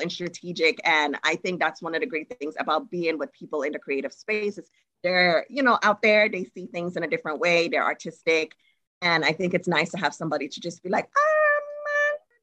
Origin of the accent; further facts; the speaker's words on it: Trinidad & Tobago; now in United States; I'm originally from Trinidad and Tobago. And when I was there, when I go to high school